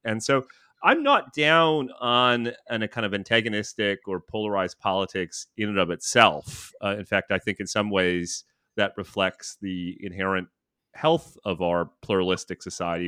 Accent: Thunder Bay, Ontario, Canada; also born or lived in Toronto / Ottawa / Vancouver; now in New York City, United States; I'm from Thunder Bay.

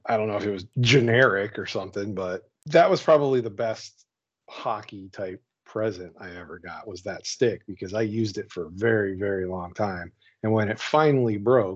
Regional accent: Pittsburgh, Pennsylvania, United States; I grew up around Pittsburgh

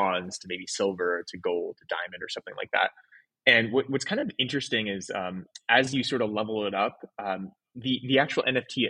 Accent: Oregon, United States; also born or lived in San Francisco / Los Angeles; now in Miami, United States; So I grew up in Oregon, then lived in San Francisco for 10 years, LA for two, and then Miami

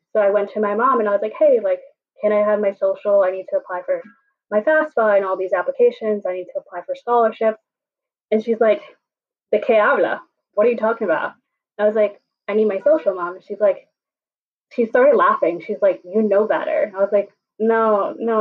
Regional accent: New York City, New York, United States; I grew up here in New York City

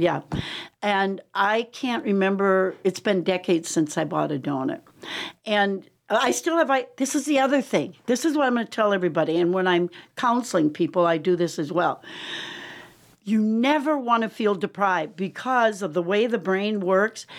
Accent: Wisconsin, United States; moved away; also born or lived in Lake Michigan; Growing up in Wisconsin

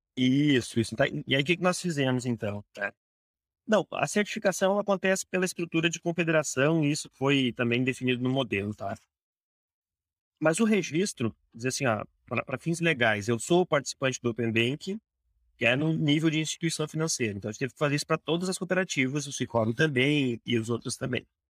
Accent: Porto Alegre, Rio Grande do Sul, Brazil; do Sul, sou de Porto Alegre, aqui no Rio Grande do Sul

